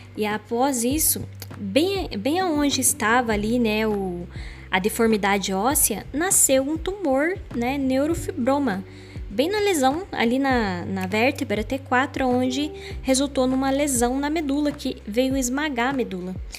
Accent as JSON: {"language": "Portuguese", "region": "Paraná", "country": "Brazil", "accent": "caipira / interior", "said": "Eu sou cristã, eu sou paranaense, tá? Eu sou do interior"}